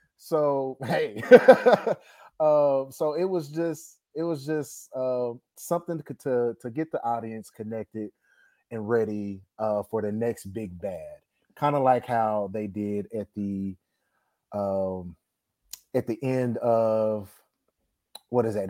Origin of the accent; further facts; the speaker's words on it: Dallas, Texas, United States; born and raised in Dallas, Texas